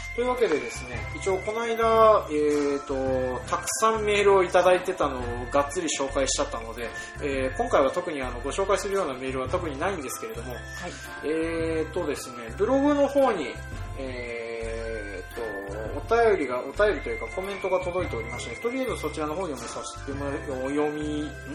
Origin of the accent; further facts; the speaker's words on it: Toyohoro, Hokkaido, Japan; 僕の実家がある豊幌